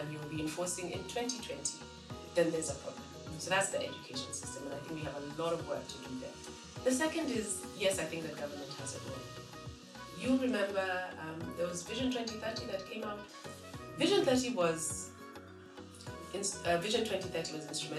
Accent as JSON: {"language": "English", "region": "Nairobi", "country": "Kenya", "tie": "born or raised there", "said": "When I grew up, and I'm a Nairobi girl, we did not have divisions around tribe."}